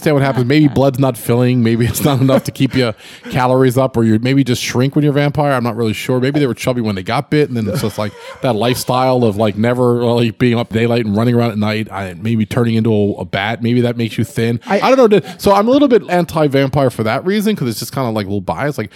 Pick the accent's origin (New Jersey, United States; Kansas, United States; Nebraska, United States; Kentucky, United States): New Jersey, United States; We are from New Jersey